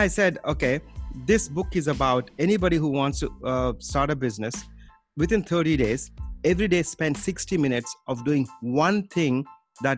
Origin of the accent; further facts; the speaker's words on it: India; moved away as an adult; now in United States; Originally, I came from India to the US.